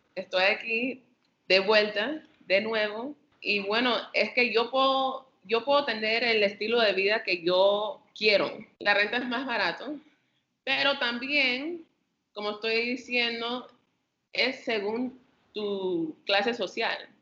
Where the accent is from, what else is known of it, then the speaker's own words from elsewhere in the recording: New York City, New York, United States; moved away as an adult; now in Panama; crecí en Brooklyn, el planeta de Brooklyn, Nueva York